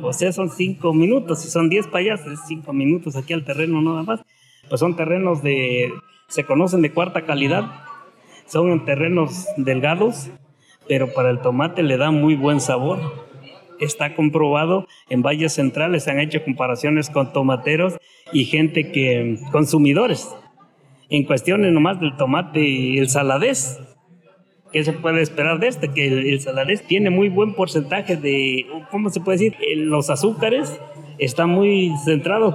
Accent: Zimatlán de Álvarez, Oaxaca, Mexico; also born or lived in Santa María Vigallo; casi se puede decir que nosotros somos de Cimatlán

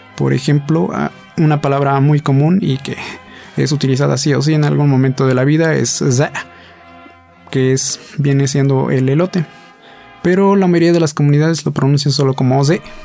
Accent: San Baltazar Guelavila, Oaxaca, Mexico; moved away as an adult; now in Mexico City, Mexico; de San Baltasar Vila

